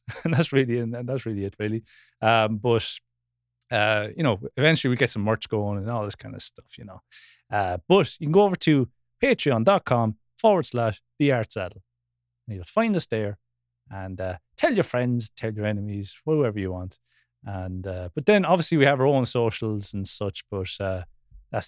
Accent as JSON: {"language": "English", "area": "Wexford", "region": "Leinster", "country": "Ireland", "said": "a fellow Wexfordian podcast host"}